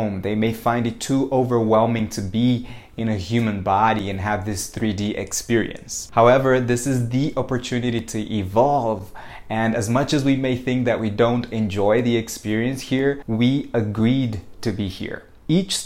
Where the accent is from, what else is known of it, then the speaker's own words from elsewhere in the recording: Brazil; I was born in Brazil